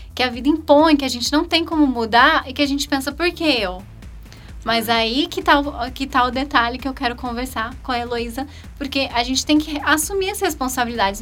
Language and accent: Portuguese; Campinas, São Paulo, Brazil; also born or lived in Hortolândia; Miss Campinas, que é a cidade onde eu nasci